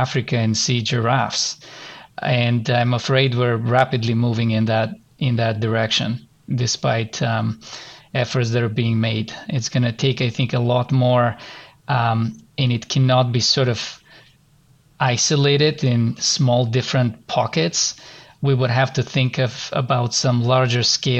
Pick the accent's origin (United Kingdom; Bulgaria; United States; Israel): Bulgaria; moved away as an adult; now in Canada; I'm gonna go back to my home country and visit my family